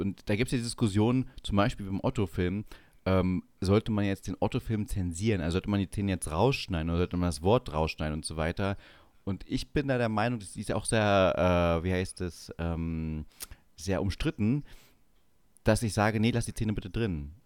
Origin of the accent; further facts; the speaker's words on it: Saxony-Anhalt, Germany; moved away; also born or lived in Bavaria; jetzt in Sachsen-Anhalt, wo ich aufgewachsen bin